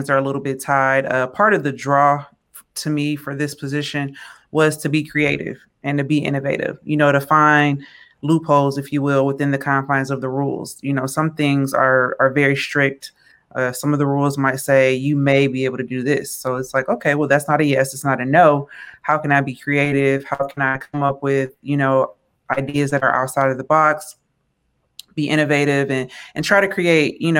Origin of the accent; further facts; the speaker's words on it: Michigan, United States; my home state of Michigan